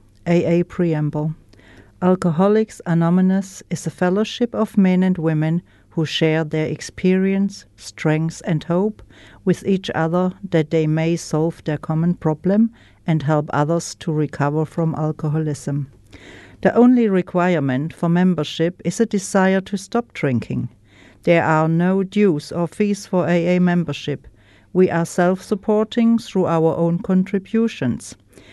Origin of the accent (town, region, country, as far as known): Germany; English is a second language; moved away as an adult; now in New Zealand